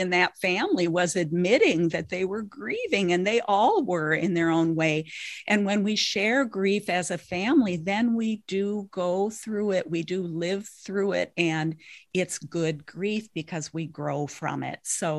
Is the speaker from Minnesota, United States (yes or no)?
yes; Minnesota, United States; now in Twin Cities, United States; I now live in the Twin Cities area, but I grew up on the Canadian border.